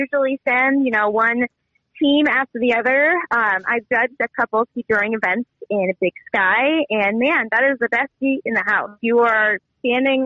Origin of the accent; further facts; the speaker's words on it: near the Bridger Mountains, Montana, United States; growing up near the Bridgers, I actually started skiing once I was four.